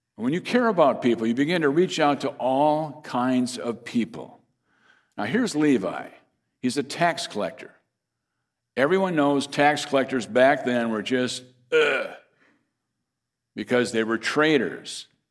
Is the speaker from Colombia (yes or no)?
no; Fairmont, Minnesota, United States; my hometown is Fairmont, Minnesota